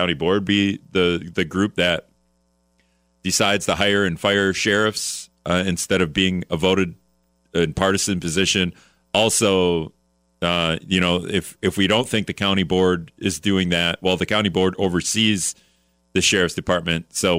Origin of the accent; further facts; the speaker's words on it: Hortonville, Wisconsin, United States; I'm from Hortonville